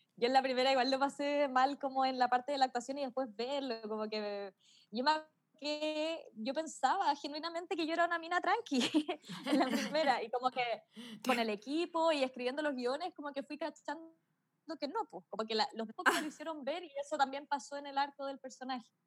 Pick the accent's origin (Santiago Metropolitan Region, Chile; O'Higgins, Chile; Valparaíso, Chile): Santiago Metropolitan Region, Chile; Melipilla